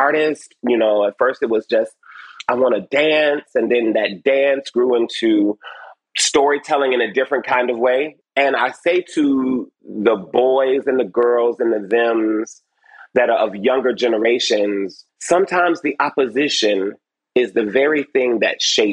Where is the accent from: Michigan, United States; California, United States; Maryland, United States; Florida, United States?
Michigan, United States; Detroit; I was born over on off Joy Road and Clarendon